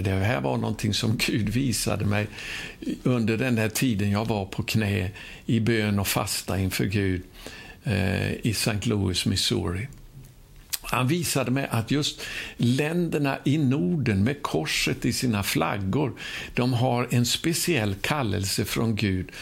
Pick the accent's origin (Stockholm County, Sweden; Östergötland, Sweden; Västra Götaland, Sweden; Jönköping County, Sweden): Västra Götaland, Sweden; Ulricehamn; min hemstad där jag då bodde, i Ulricehamn gick på gymnasiet där